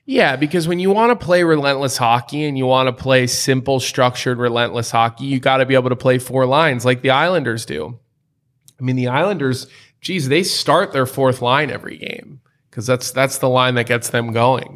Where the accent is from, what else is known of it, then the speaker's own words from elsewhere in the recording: United States; being an American player